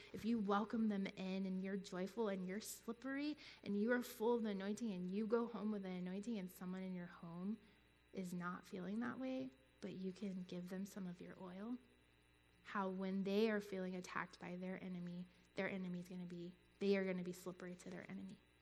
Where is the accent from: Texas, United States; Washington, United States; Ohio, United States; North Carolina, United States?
North Carolina, United States; moved away; I was I grew up in North Carolina